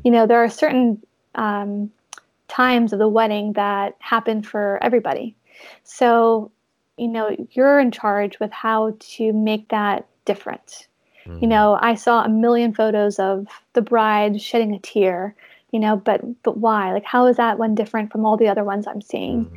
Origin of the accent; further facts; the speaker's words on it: North Carolina, United States; now in Los Angeles, United States; growing up in North Carolina, my parents have um, like a little lake